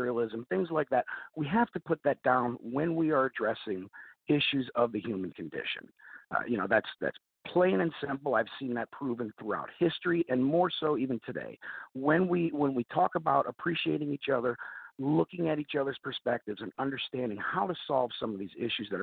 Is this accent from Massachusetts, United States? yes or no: no; Novelty, Ohio, United States; also born or lived in Chicago; born and raised in Ohio, a few different areas, but primarily Russell Township, specifically Novelty, Ohio